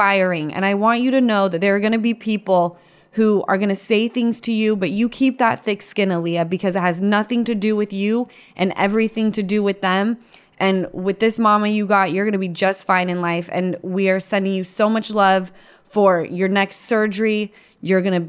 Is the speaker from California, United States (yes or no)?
no; Utah, United States; I'm from Utah